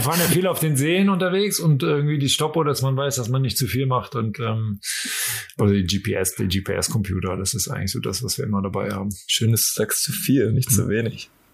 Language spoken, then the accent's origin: German; Cologne, North Rhine-Westphalia, Germany; moved away; Ich habe ja Ewigkeiten in Köln gelebt und das ist ja eigentlich so meine Heimatstadt